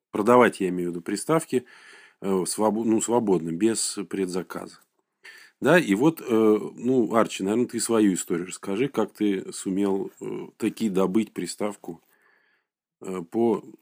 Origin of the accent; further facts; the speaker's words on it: Saint Petersburg, Russia; сказать, э, петербуржец. Вот, это, может быть, тоже имеет значение.